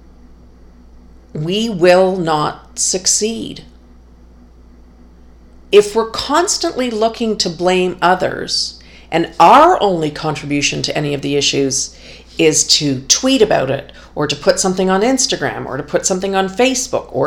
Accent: Canada; the freedom and the peace that I enjoy here as a Canadian

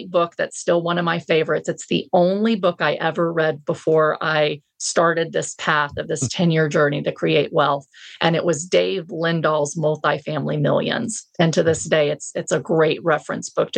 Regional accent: Texas, United States; I'm a Texan

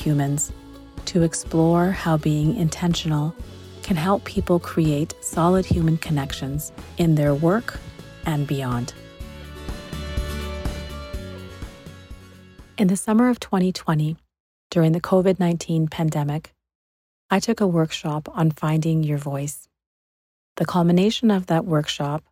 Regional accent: British Columbia, Canada; being born and raised in Canada or Turtle Island and being educated on the stolen and sacred territories of the Squamish, Musqueam, and Tsleil-Waututh nations

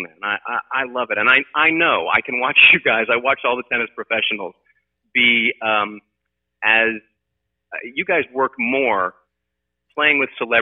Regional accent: St. Louis, Missouri, United States; moved away as an adult; now in Los Angeles, United States; growing up in St. Louis, we had indoor tennis courts

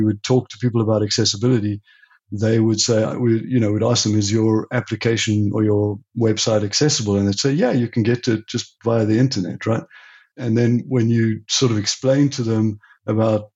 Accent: South Africa; also born or lived in Europe; now in United States; I'm originally from South Africa, and I left South Africa in the late 80s and went to Europe

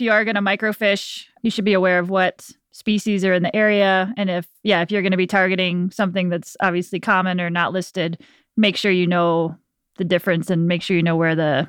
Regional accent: Alaska, United States; I'm from Alaska.

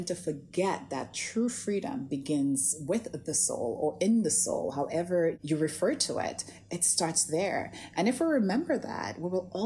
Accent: St. Lucia; now in Toronto, Canada; I grew up in the Caribbean in St. Lucia in a very tiny village called Bas Labowi

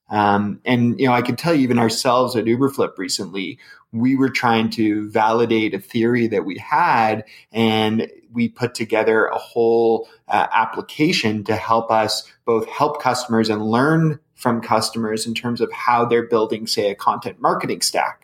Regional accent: Canada; as a Canadian

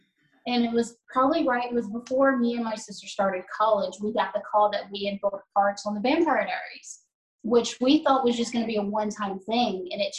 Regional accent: Missouri, United States; now in Nashville, United States; I'm originally from Missouri, but I live here in Nashville now. I have since 2013

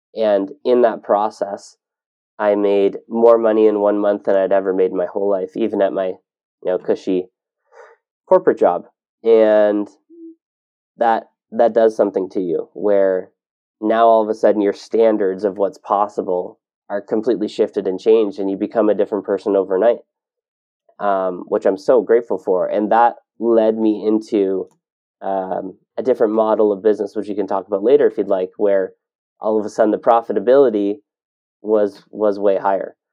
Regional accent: Ontario, Canada; moved away as an adult; now in Kelowna, Canada; I grew up in Ontario

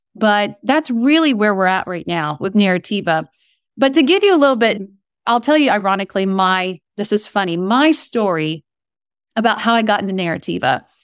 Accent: Kent, Ohio, United States; moved away as an adult; also born or lived in East Coast; now in Southern California, United States; I grew up in Kent, Ohio, where Kent State University is near Akron, Ohio

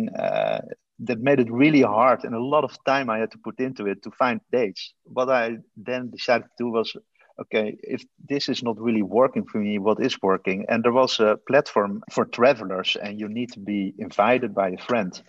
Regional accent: The Hague, South Holland, Netherlands; Originally, I'm from uh, The Hague. It's a city in the Netherlands.

